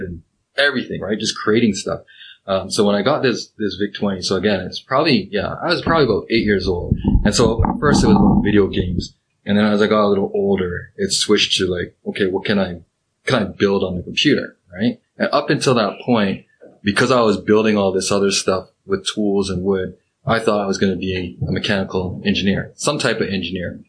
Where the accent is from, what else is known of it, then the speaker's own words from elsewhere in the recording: Pickering, Ontario, Canada; I grew up, in Pickering